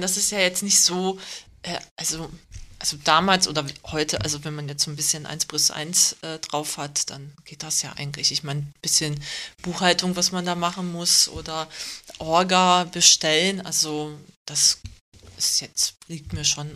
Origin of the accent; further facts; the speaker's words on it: Germany; Ich bin aber in Deutschland geboren, also bin seit langer Zeit hier